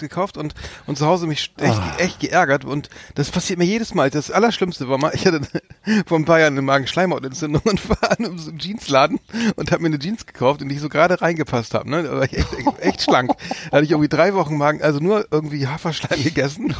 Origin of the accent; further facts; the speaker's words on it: Germany; als Deutscher